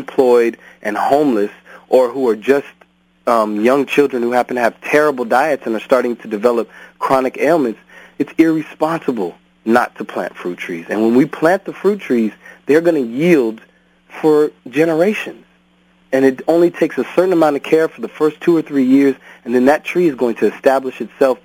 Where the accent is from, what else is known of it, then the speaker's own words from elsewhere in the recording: Cerritos, California, United States; where I grew up was actually in Cerritos, California